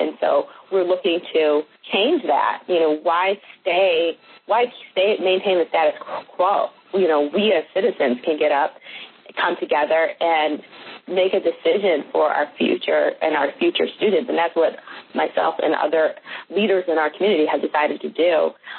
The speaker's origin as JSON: {"language": "English", "town": "Boston", "region": "Massachusetts", "country": "United States", "lives_now": "Mississippi, United States", "said": "And the students in Mississippi, where I live currently, I'm a transplant from Boston."}